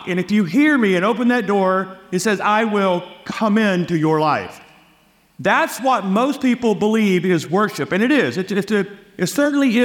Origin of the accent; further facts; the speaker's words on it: Louisiana, United States; moved away as an adult; also born or lived in Texas; I was born and raised in Louisiana